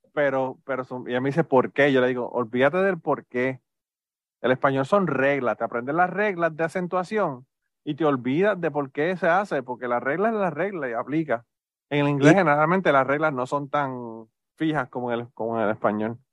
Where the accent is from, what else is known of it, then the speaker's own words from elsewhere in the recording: Puerto Rico; moved away; nosotros venimos de Puerto Rico